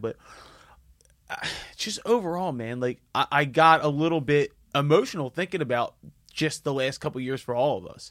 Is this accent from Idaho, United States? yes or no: no; Philadelphia, Pennsylvania, United States; I grew up in Northeast Philly